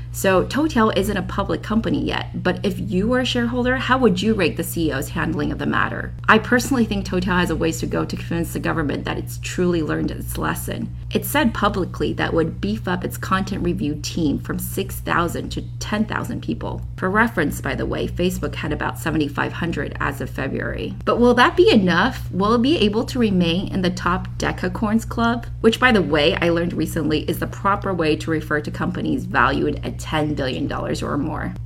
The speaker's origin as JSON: {"language": "English", "country": "China", "tie": "born or raised there", "moved": "yes", "lives_now": "San Francisco, United States", "said": "I was born in China and worked there from 2007 to 2015"}